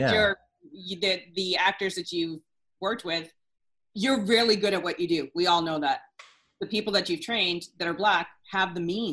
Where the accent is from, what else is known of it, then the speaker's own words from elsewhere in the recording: New Hampshire, United States; But I'm from New Hampshire.